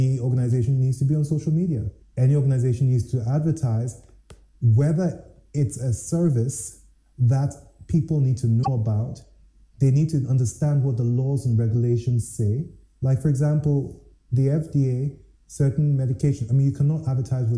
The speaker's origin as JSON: {"language": "English", "country": "Ghana", "said": "As a Ghanaian, and I am not defined as a Ghanaian by which ethnic group"}